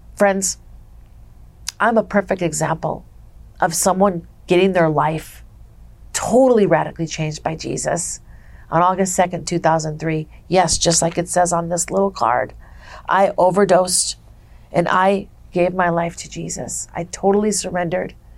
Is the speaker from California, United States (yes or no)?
no; Minnesota, United States; now in Las Vegas, United States; I'm from Minnesota. I came from a family where my dad was an alcoholic